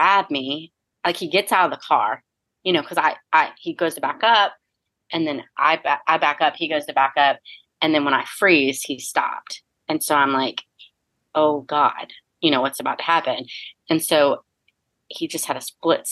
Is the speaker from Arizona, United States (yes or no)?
no; Fort Myers, Florida, United States; moved away; I grew up in Fort Myers, Florida, and it's different than how I see it done here